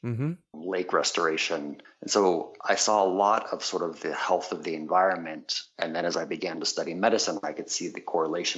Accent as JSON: {"language": "English", "town": "San Diego", "region": "California", "country": "United States", "tie": "born or raised there", "also_born_or_lived": "Quebec, Canada", "said": "I grew up in San Diego in part, and then in part in Quebec, Canada"}